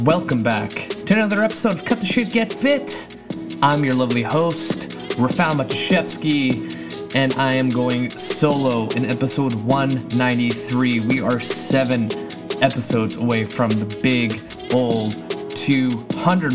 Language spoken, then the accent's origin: English; Canada; my home country, Canada